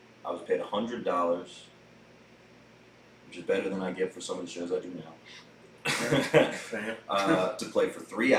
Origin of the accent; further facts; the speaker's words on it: Maryland, United States; moved away as an adult; also born or lived in Annandale, Virginia / Minneapolis, Minnesota; now in Asheville, United States; I grew up in Maryland, in the country